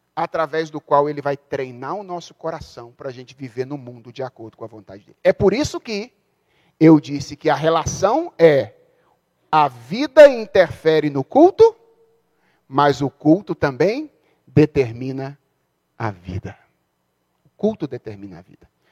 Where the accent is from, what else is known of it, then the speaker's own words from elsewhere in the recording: Brazil; a gente é brasileiro